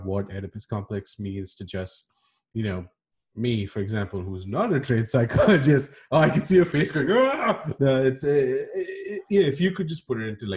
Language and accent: English; India; As an Indian kid